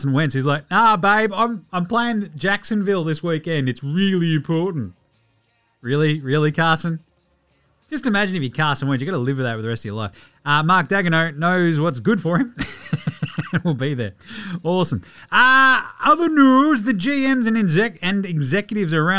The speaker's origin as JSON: {"language": "English", "country": "Australia", "said": "I'm Australian"}